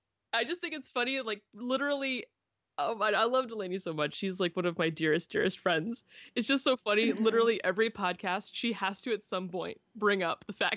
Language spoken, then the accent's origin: English; the South, United States; now in Pacific Northwest, United States; I grew up in the South